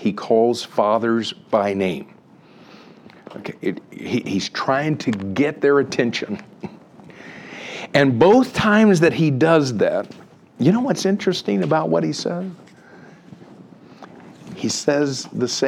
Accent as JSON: {"language": "English", "town": "Miami", "region": "Florida", "country": "United States", "tie": "born or raised there", "moved": "yes", "lives_now": "Atlanta, United States", "said": "I grew up in Miami, Florida. I'm living right now in Atlanta"}